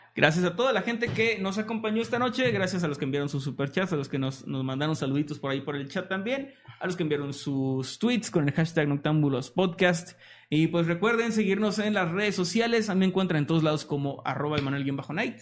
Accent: northern Mexico, Mexico; accent: norteño

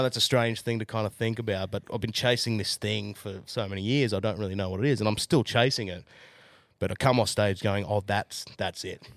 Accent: Jindabyne, New South Wales, Australia; also born or lived in Newcastle; now in Central Queensland, Australia; I'm from Ginderbine

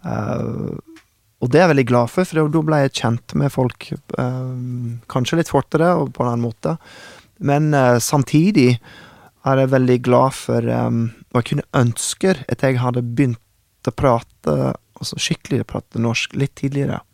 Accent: Oklahoma City, Oklahoma, United States; first language English; Norwegian is a second language; moved away as an adult; also born or lived in Oslo, Norway; now in Norway; da jeg vokste opp i Oklahoma

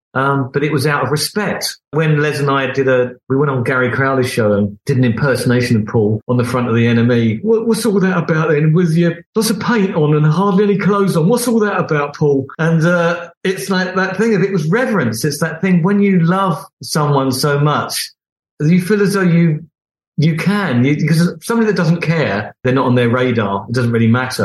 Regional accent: Beckenham, London, United Kingdom; I'm some oik from Beckenham

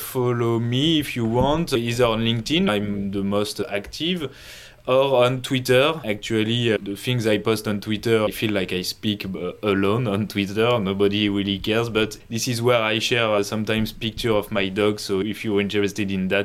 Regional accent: France; English is a second language; from France

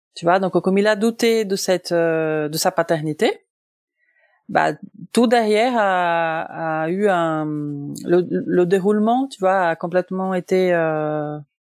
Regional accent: Brazil; moved away as an adult; now in France; je suis brésilienne de naissance

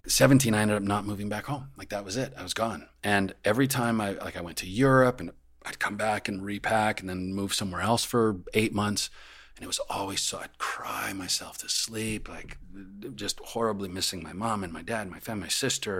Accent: Calgary, Alberta, Canada; moved away; I grew up in Calgary. Calgary, my you know my family still lives there.

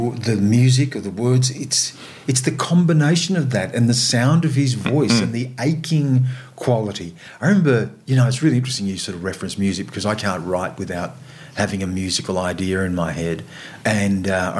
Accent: Australia; as an Australian of Aboriginal and non-Aboriginal heritage

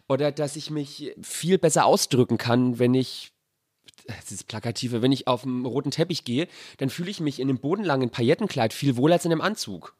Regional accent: Sonnefeld, Bavaria, Germany; now in Berlin, Germany; es ist leider nur Sonnefeld

